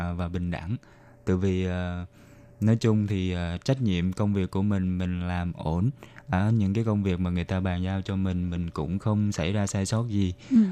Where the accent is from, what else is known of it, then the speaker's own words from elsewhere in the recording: Ho Chi Minh City, Vietnam; moved away as an adult; now in Taiwan; mình đến từ thành phố Hồ Chí Minh.